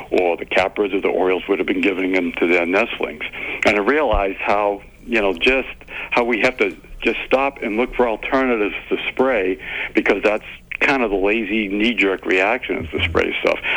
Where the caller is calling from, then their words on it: Murrysville, Pennsylvania, United States; I'm calling from Murrysville, PA.